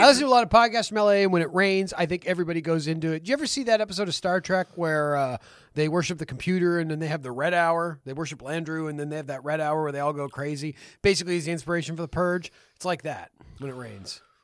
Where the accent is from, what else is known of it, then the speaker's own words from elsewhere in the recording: Canada; we're from Canada.